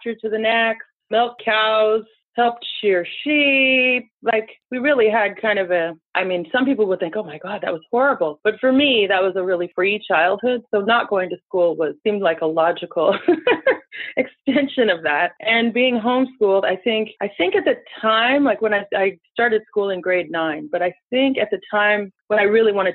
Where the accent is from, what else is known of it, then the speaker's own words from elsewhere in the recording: Northern Ontario, Canada; moved away as an adult; also born or lived in Toronto / United States; we grew up on a huge farm in sort of the middle of nowhere, nestled in, what is it, northeastern Ontario or northwestern